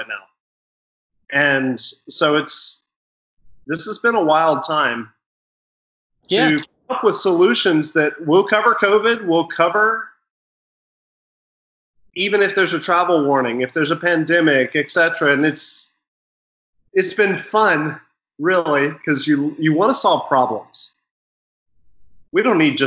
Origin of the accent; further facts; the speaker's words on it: United States; moved away as an adult; also born or lived in Ghana; As an American